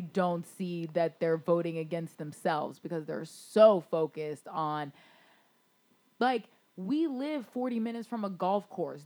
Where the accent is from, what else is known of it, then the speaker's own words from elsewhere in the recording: Florida, United States; also born or lived in Baltimore; growing up in Florida